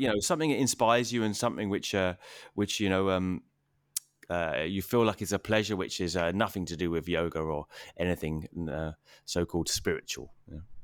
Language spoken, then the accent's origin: English; England, United Kingdom